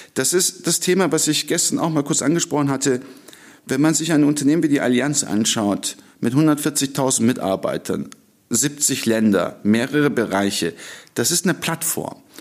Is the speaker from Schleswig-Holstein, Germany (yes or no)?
no; Stuttgart, Baden-Württemberg, Germany; also born or lived in Ankara, Turkey; Ich äh, sage immer, ich bin ein getürkter Deutscher. Äh, ich kam mit 15 Monaten nach Stuttgart, äh, bin dann auch dort aufgewachsen.